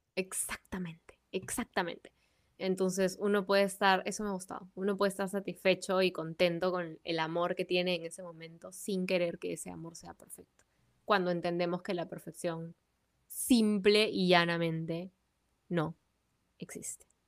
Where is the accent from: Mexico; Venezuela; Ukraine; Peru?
Peru; quiénes somos el día de hoy como peruanos